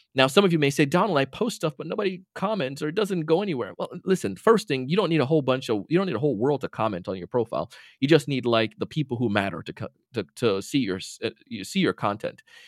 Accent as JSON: {"language": "English", "country": "Jamaica", "tie": "born or raised there", "moved": "yes", "lives_now": "Florida, United States", "said": "ever since a kid and growing up in Jamaica"}